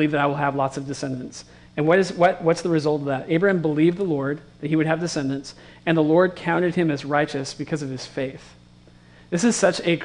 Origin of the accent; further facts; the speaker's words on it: West Coast, United States; I grew up on the West Coast, and I've only been around big cities